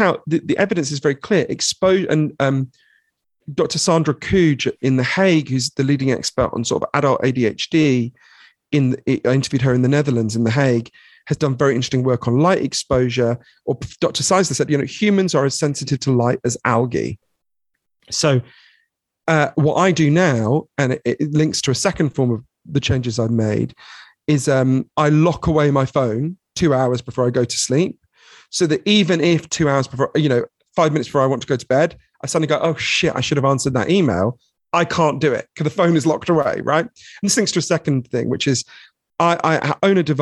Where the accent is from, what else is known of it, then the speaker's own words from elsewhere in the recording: London, United Kingdom; I grew up in Edgware, which is a suburb of London